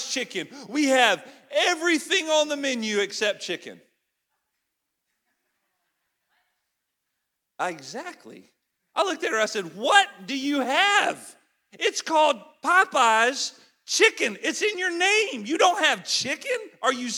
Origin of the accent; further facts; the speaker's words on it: Alabama, United States; moved away as an adult; now in Sucua, Ecuador; I'm from Alabama